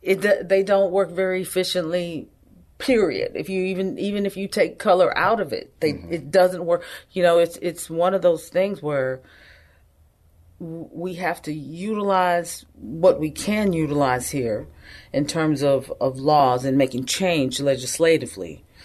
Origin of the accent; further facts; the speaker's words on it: Yanbu, Medina Province, Saudi Arabia; I'm a Christian, but I grew up in Saudi Arabia. Part of my time was there, and lived in a little city called Yanbu, Saudi Arabia, between Mecca and Medina.